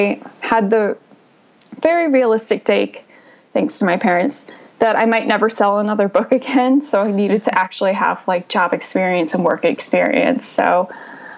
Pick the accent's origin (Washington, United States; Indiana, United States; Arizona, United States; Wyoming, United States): Arizona, United States; moved away as an adult; also born or lived in Williamsburg, Virginia / New York City; I'm originally from Arizona, so even Arizona to Manhattan was a really big leap